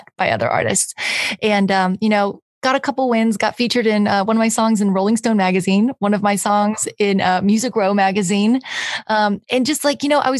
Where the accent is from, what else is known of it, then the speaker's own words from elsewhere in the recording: Los Angeles, California, United States; moved away as an adult; also born or lived in Nashville, Tennessee; I'm from California originally. I moved to Nashville for 5 years, and I just got back a couple months ago. So it's just like coming home. So I was born here. I was actually born in North Hollywood